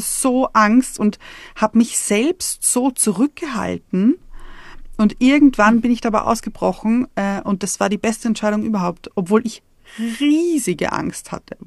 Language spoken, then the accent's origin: German; Vienna, Austria; moved away; ich bin in Wien geboren und habe ich glaube, 30 Jahre, 30 Jahre lang in Wien gewohnt